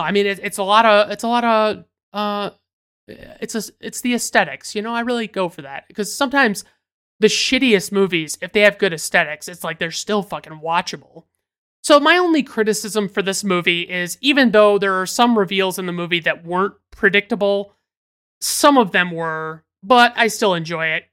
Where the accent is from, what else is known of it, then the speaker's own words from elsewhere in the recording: United States; as an American citizen